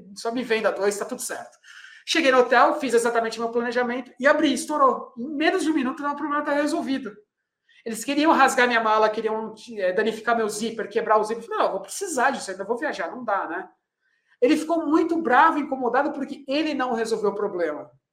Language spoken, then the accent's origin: Portuguese; Brazil